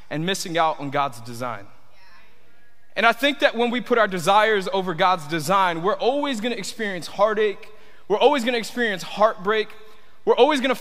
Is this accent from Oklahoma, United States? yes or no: no; Tampa, Florida, United States; also born or lived in Miami; I grew up here in Tampa